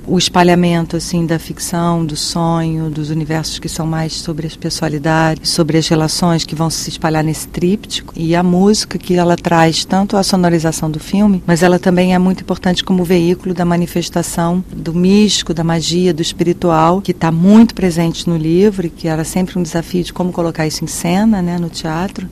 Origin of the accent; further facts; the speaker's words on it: Brazil; eu sou brasileiro tenho uma relação com isso